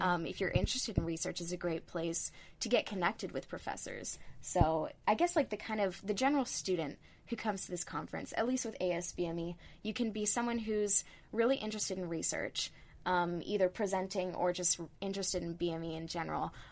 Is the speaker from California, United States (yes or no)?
yes; Northern California, United States; I'm originally from Northern California